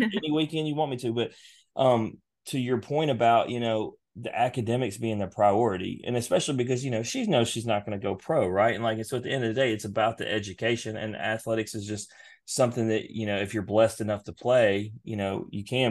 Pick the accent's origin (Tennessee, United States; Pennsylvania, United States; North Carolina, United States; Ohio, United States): Tennessee, United States; Memphis; we're from Memphis area